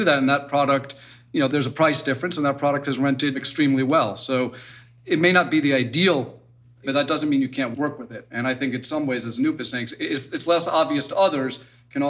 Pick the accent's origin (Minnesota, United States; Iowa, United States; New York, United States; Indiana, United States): New York, United States; as a New Yorker